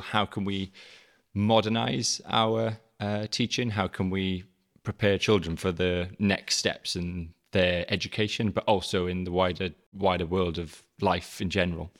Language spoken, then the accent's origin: English; South Wales Valleys, United Kingdom; moved away; I'm South Wales, originally. Um, so, uh, I'm a very strong and proud Welshman.